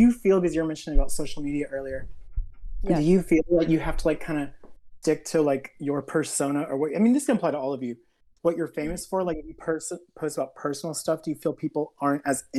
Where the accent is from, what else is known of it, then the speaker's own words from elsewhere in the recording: Texas, United States; I'm from Texas.